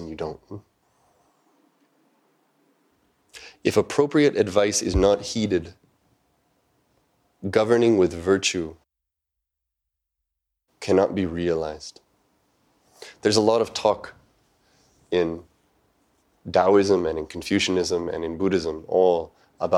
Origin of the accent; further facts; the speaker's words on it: Montana, United States; moved away as an adult; also born or lived in Japan; I grew up in Montana, which is not a terribly racially diverse part of the world.